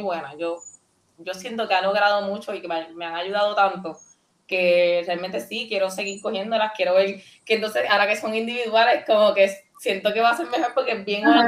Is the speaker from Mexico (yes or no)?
no; Puerto Rico; Yo, yo me siento bien boricua, bien puertorriqueña